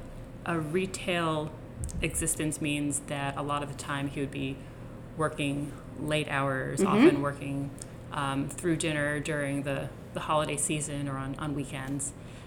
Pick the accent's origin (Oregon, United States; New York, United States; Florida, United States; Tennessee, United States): New York, United States; Rockland County; I grew up in Rockland County, which has virtually no industry and no celebrities, and it's really just a small bedroom community. It was just a very nice place to grow up.